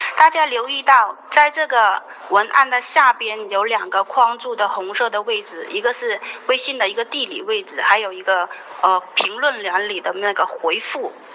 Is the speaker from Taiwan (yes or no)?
no; Northeast China, China; now in Guangdong, China; 我是一个东北人，现在在广东生活， 在广东生活